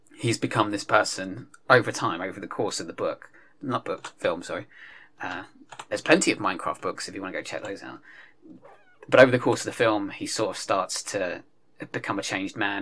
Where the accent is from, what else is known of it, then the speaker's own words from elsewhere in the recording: United Kingdom; we're British